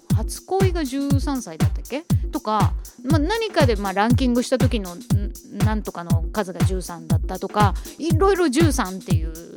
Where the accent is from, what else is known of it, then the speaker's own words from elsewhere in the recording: Japan; ずっと日本で生まれ育ってます